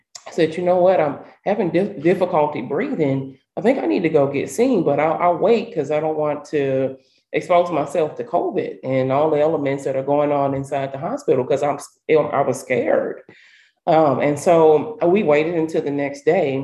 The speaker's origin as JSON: {"language": "English", "town": "St. Louis", "region": "Missouri", "country": "United States", "tie": "born or raised there", "said": "growing up in North St. Louis, we didn't have a lot of trees"}